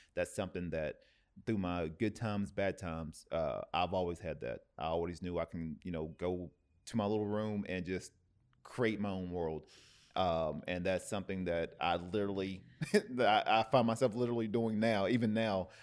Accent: Tennessee, United States; now in Oceanside, United States; I'm originally from, you know, from Tennessee, I'm from the South

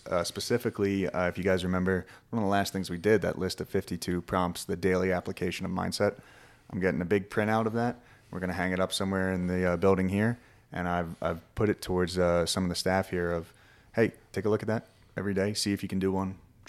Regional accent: Philadelphia, Pennsylvania, United States; I grew up in Philadelphia, Pennsylvania. I'm from the East Coast.

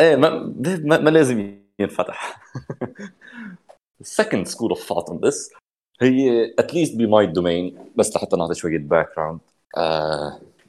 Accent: Lebanon; عنا لك بس تكون بلبنان

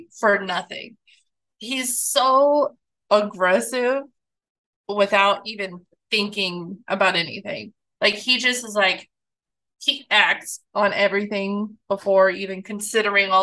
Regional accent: Kansas, United States; I'm from Kansas.

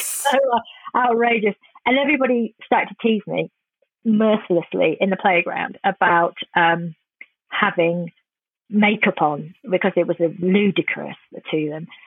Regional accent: England, United Kingdom; I'm quite ashamed a lot of times being English

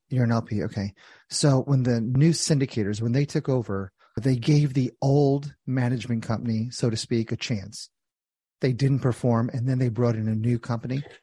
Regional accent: New Jersey, United States; I'm from Jersey

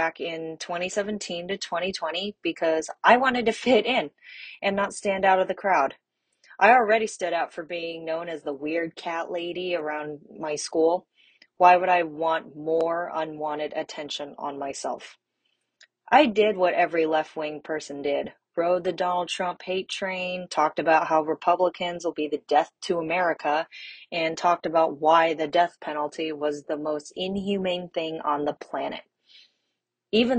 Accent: Bay Area, California, United States; also born or lived in China; I am from the Bay Area, which is located in California

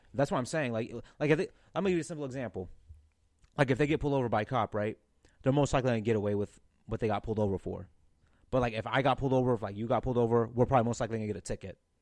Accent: St. Louis, Missouri, United States; I was born in North County, Saint Louis

